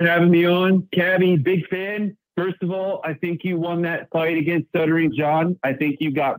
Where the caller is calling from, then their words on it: Pottstown, Pennsylvania, United States; I'm in Pottstown, Pennsylvania. I'm about 45 minutes outside of Philly.